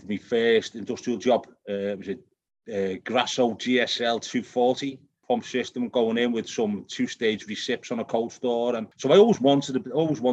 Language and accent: English; Liverpool, North West England, United Kingdom; accent: Celtic, a mixture of Irish and Scottish; moved away; I'm born in Liverpool in the UK, so it's a Celtic accent. It's a mixture of Irish and Scottish.